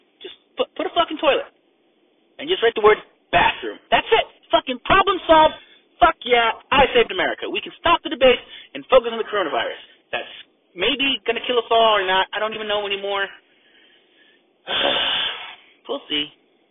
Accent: United States; I'm an American

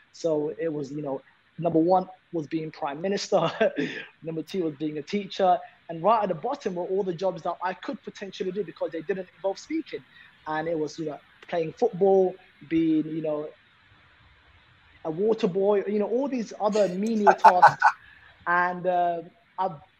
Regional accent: London, United Kingdom; There's 7 of us, you know, growing up in London.

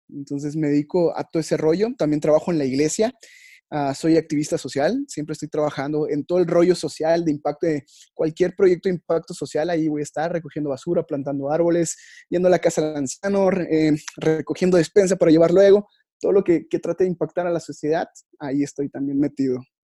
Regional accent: Yucatán, Mexico; accent: Yucatecan; Yo soy yucateco

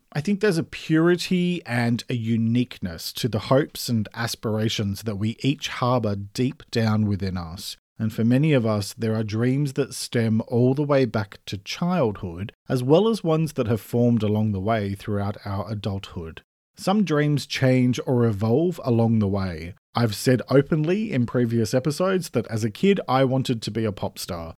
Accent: Australia; I'm an Australian writer

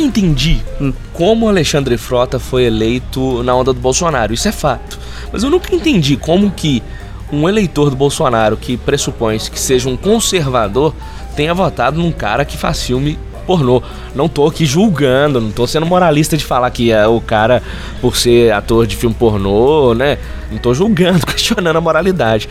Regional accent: Belo Horizonte, Minas Gerais, Brazil; Nós somos aqui de Belo Horizonte

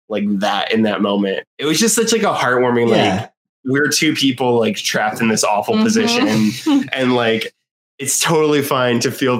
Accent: Boston, Massachusetts, United States; as a Bostonian

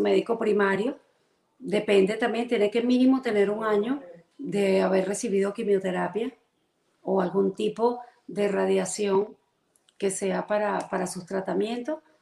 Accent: Caracas, Capital District, Venezuela; moved away as an adult; now in Central Florida, United States; Soy venezolana, caraqueña.

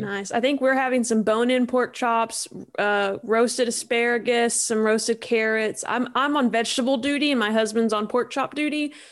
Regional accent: Eastern Kentucky, United States; I'm from Eastern Kentucky, and so it, in where I'm from, your loyalties are like to your high school

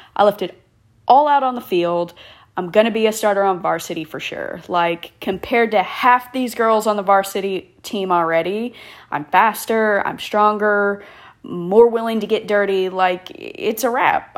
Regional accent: Killeen, Texas, United States; moved away as an adult; also born or lived in Hawaii; born and raised in the Killeen Fort Hood area of Texas.

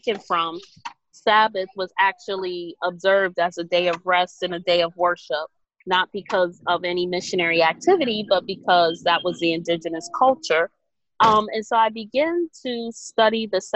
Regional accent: New York City, New York, United States; growing up in Brooklyn

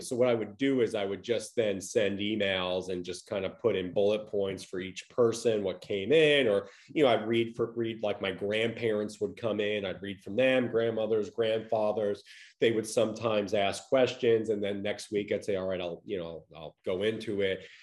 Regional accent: Long Island, New York, United States; moved away as an adult; also born or lived in Connecticut / Los Angeles; now in Tampa, Florida, United States; I grew up in Long Island, New York

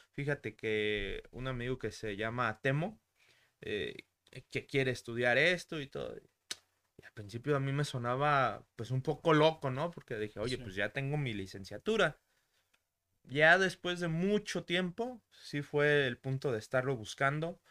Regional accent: Zamora, Michoacán, Mexico; also born or lived in Mexico City; Cuando yo vengo ya a vivir a, Zamora

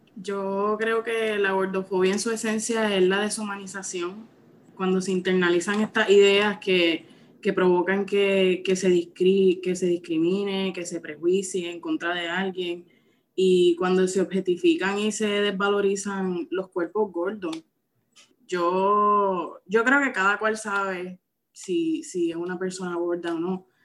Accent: Santa Isabel, Puerto Rico; Soy natural de Santa Isabel hasta mis 20 años, que me mudé

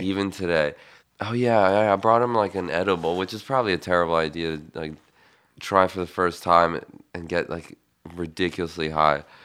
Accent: Bucharest, Romania; now in United States; I grew up in Bucharest, Romania

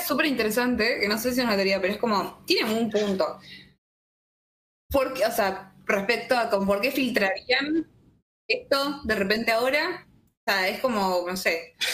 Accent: Tucumán, Argentina; Yo soy de Tucumán

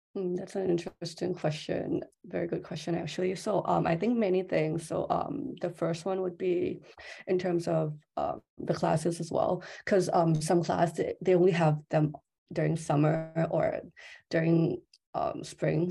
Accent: Thailand; I'm from Thailand

